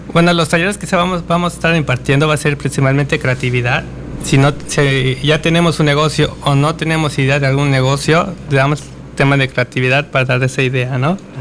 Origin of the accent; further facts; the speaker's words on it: Mexico; Como mexicanos.